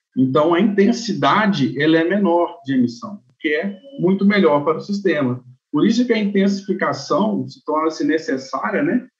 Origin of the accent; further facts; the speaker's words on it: Manhumirim, Minas Gerais, Brazil; also born or lived in Viçosa, Brazil / Denmark; Sou nascido em Manhumirim, cidade, Minas, estado de Minas Gerais, onde fica é, na região da Zona da Mata de Minas